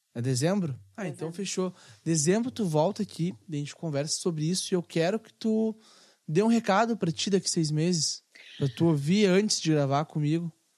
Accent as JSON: {"language": "Portuguese", "region": "Rio Grande do Sul", "country": "Brazil", "said": "nós como gaúchos"}